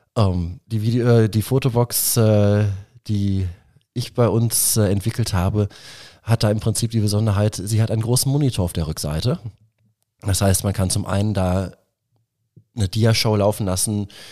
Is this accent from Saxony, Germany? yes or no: no; Ruhr area, North Rhine-Westphalia, Germany; moved away as an adult; now in Nuremberg, Germany; Ich äh, komme ursprünglich äh, aus dem Ruhrgebiet. Mich hat aber dann auch selbst die Liebe nach Nürnberg verschlagen